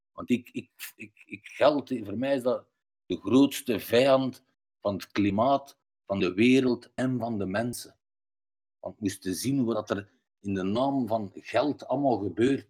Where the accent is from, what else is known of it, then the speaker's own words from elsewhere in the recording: Belgium; ik ben ook half Turks, half Belgisch